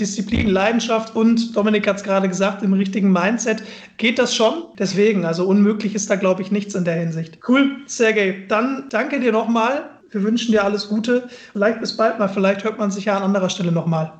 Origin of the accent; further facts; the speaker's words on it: Mülheim an der Ruhr, North Rhine-Westphalia, Germany; moved away as an adult; now in Düsseldorf, Germany; in Müller bei der Ruhr in meiner Heimat